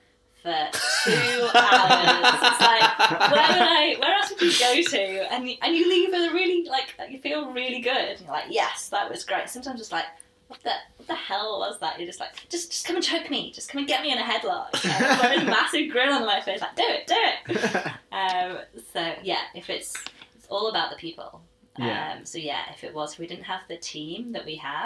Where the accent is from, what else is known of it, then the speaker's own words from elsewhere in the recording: Llandudno, Wales, United Kingdom; moved away as an adult; now in Australia; I'm from North Wales in a town called Llandudno